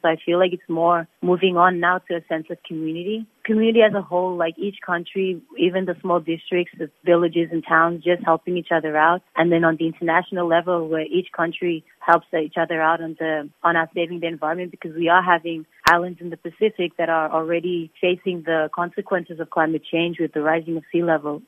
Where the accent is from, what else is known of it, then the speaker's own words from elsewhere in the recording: Nauru; also born or lived in Fiji / Australia; I remember growing up in Nauru, I guess I had the good life because when I was growing up in Nauru, there was no, there was less technology